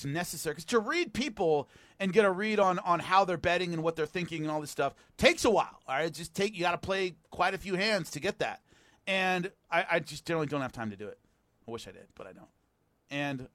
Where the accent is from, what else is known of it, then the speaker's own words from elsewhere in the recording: California, United States; I'm a Californian